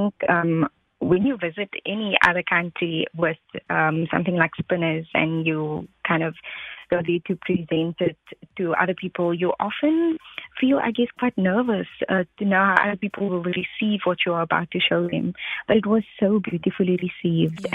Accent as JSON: {"language": "English", "town": "Kraaifontein", "region": "Western Cape", "country": "South Africa", "tie": "born or raised there", "said": "I grew up in Kraaifontein"}